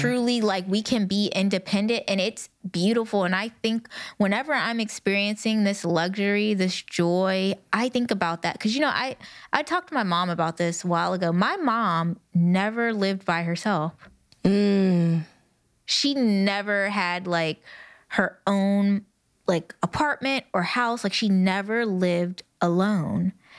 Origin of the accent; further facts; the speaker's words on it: United States; I'm a Black American woman mm. raised by a Black American woman